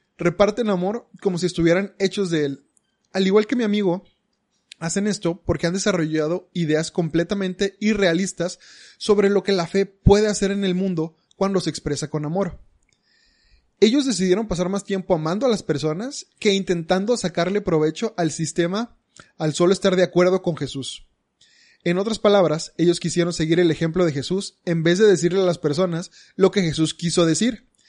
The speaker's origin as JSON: {"language": "Spanish", "town": "Monterrey", "region": "Nuevo León", "country": "Mexico", "said": "los regios somos regios"}